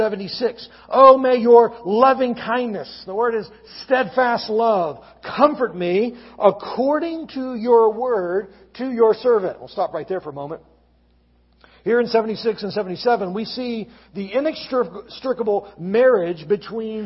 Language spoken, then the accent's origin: English; Gulf Coast of Alabama, United States; now in Lynchburg, United States; I grew up on the Gulf Coast of Alabama